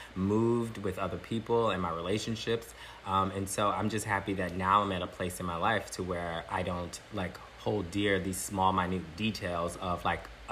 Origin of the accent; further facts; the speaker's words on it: Galveston, Texas, United States; now in Los Angeles, United States; I grew up in Texas, born here in LA.